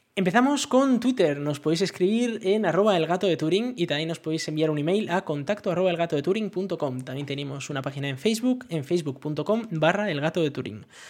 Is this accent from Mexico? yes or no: no; Basque Country, Spain; now in France; yo siendo vasco